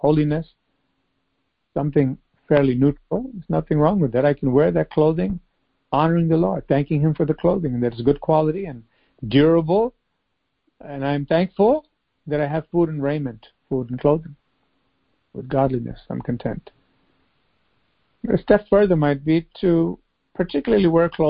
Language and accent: English; United States; growing up in the United States.